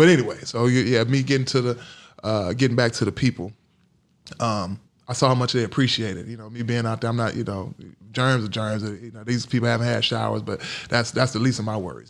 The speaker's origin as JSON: {"language": "English", "town": "Gary", "region": "Indiana", "country": "United States", "tie": "born or raised there", "also_born_or_lived": "Durham, North Carolina", "said": "growing up in Gary, Indiana, and Durham, North Carolina."}